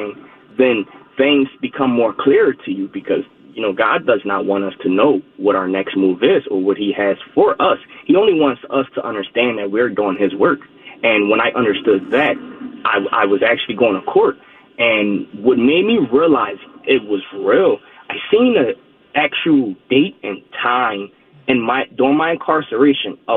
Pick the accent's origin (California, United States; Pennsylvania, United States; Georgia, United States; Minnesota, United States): Pennsylvania, United States; Philadelphia; born and raised in Philadelphia